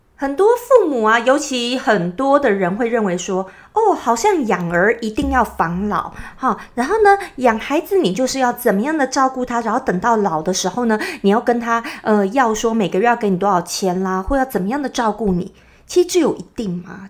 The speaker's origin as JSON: {"language": "Chinese", "region": "Taipei", "country": "Taiwan", "tie": "born or raised there", "accent": "Taiwanese Mandarin", "said": "我在台北市长大的，所以呢，我讲的国语就是比较，呃，字正腔圆型的"}